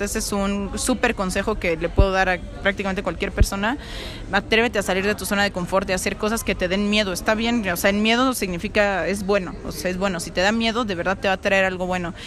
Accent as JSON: {"language": "Spanish", "country": "Mexico", "said": "yo como mexicana"}